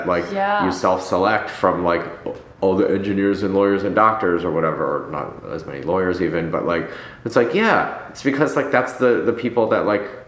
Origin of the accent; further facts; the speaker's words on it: Ann Arbor, Michigan, United States; also born or lived in New York; now in Los Angeles, United States; I grew up in Ann Arbor, so that's like also a college town